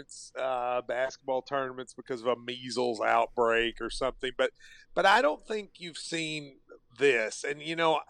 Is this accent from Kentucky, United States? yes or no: yes; Kentucky, United States; born or raised there